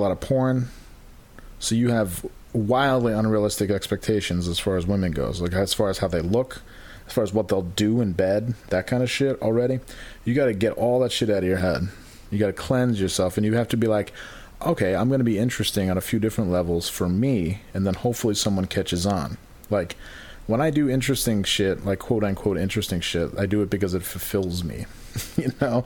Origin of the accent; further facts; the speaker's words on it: upstate New York, United States; growing up in Cohoes, Glens Falls, wherever the fuck upstate